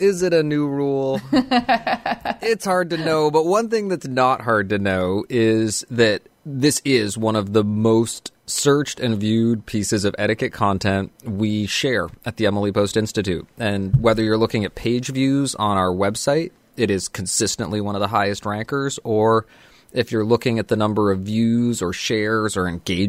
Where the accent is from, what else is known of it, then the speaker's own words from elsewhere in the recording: Canada; I am of Pakistani background, but was born and raised in Canada. I grew up eating with a fork.